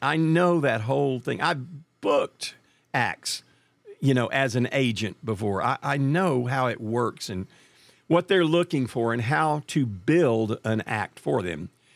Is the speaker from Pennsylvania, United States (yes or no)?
no; Marshall, Texas, United States; also born or lived in Nashville / Dallas, Texas; my hometown was a place called Marshall, Texas